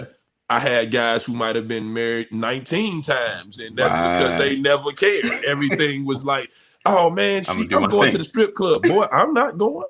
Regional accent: Chicago, Illinois, United States; also born or lived in Oak Park, Illinois; I'm from the West Side. West Side. And grandma take you to church.

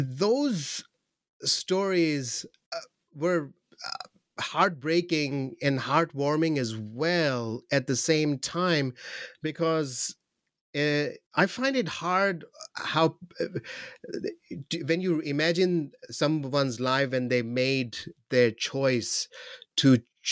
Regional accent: Pakistan; I'll focus on Pakistan more because I'm from Pakistan and I'm from Pakistan.

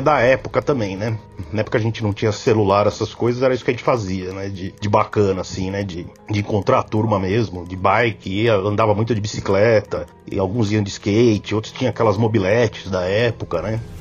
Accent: São Paulo, Brazil; sou de São Paulo

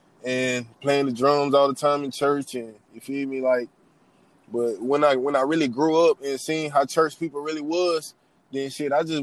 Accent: Savannah, Georgia, United States; now in Hartsville, United States; I'm from Savannah

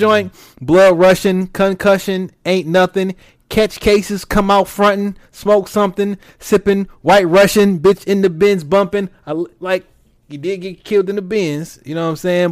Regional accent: Detroit, Michigan, United States; I'm from Detroit

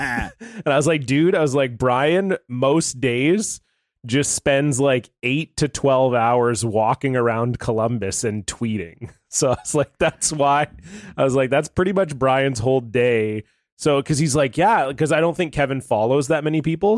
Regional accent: Ontario, Canada; in Canada, and I grew up in Ontario, where there's lots of maple trees

